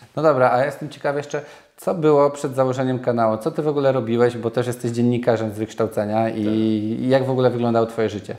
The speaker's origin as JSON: {"language": "Polish", "town": "Nowy Sącz", "region": "Lesser Poland", "country": "Poland", "said": "ja jestem z Nowego Sącza"}